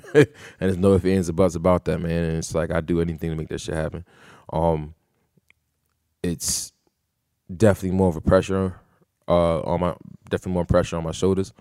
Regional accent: New Britain, Connecticut, United States; Born and raised in New Britain.

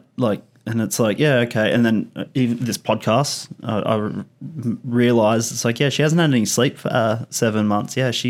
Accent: Australia; I'm Australian and I've been brought up in the 80s and the 90s

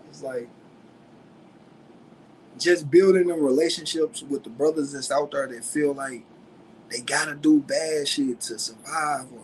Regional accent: St. Louis, Missouri, United States; accent: country; I'm from St. Louis, 314, Missouri. You know, the west side, the ratchet part

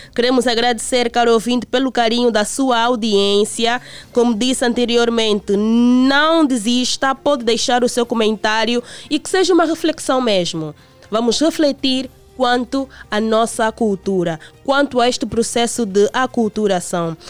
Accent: Angola; como angolanos

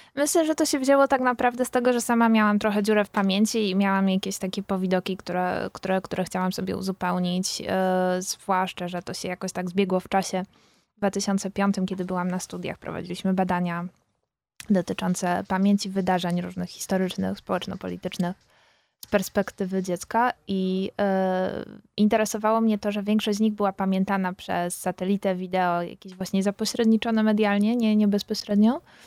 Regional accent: Silesian Voivodeship, Poland; Ja jestem z, ze Śląska Górnego

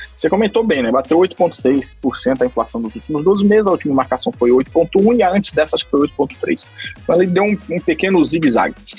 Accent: Brazil; now in Geneva, Switzerland; já estou há mais de 10, mais de 10 anos morando fora do Brasil, vários países, aqui na Suíça quase 10 anos

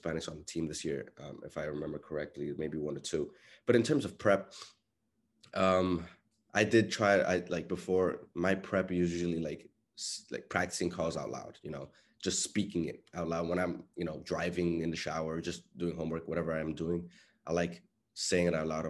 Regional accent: Dominican Republic; accent: Dominican Spanish; first language Spanish; we Dominicans, we have tendencies to really, you know, leave syllables out

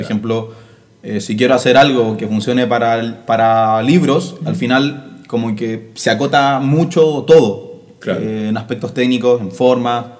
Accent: Santiago, Santiago Metropolitan Region, Chile; Yo soy de San Joaquín

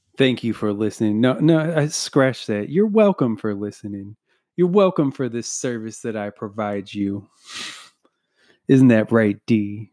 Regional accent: United States; just being an American

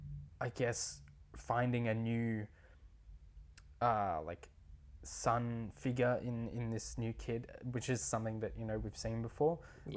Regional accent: Australia; I'm Australian, if you didn't notice.

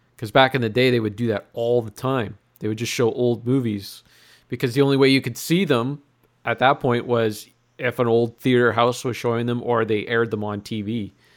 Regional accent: Sudbury, Ontario, Canada; I'm from Sudbury.

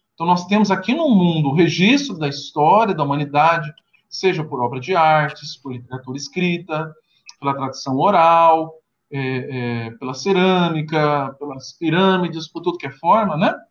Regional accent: Brazil; accent: Brazilian; now in Charlotte, United States; nós somos brasileiros que estão no exterior, que estão fora do Brasil

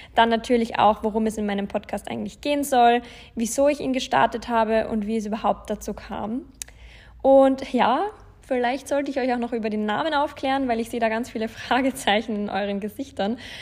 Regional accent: Landshut, Bavaria, Germany; moved away as an adult; also born or lived in Passau / Munich; Ich bin in Deutschland in der Nähe von München geboren, also in Bayern in, besser gesagt in Landshut.

